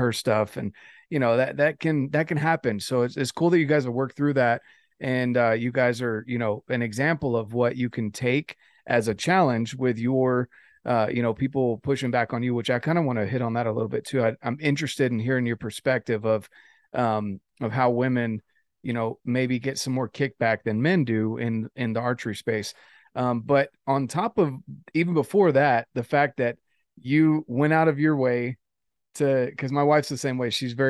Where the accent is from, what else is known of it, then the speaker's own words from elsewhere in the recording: the South, United States; I was raised to respect women. I'm from the South